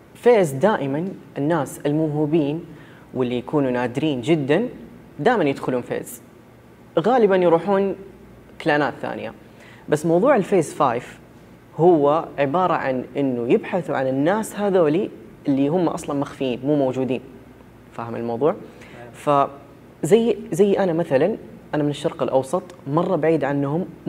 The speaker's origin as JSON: {"language": "Arabic", "country": "Saudi Arabia", "said": "انا شخص سعودي والدوري السعودي عندنا هنا"}